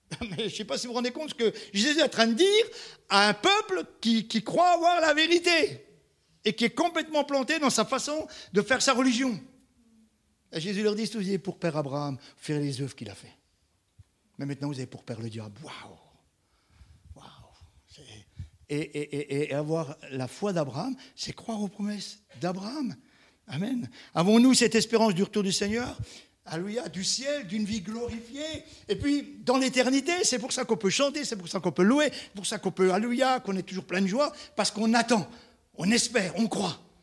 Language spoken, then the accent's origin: French; Marseille, Provence-Alpes-Côte d'Azur, France; je suis marseillais